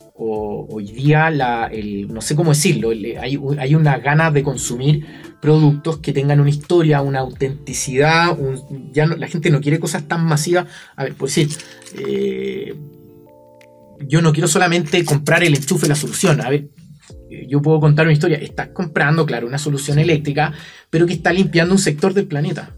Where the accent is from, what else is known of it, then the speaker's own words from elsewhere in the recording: Chile; emprendedores chilenos, fabricantes chilenos